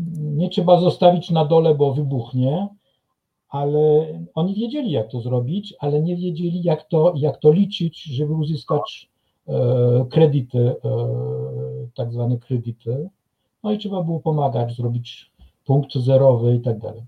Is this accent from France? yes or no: yes; France; now in Kraków, Poland; u nas we Francji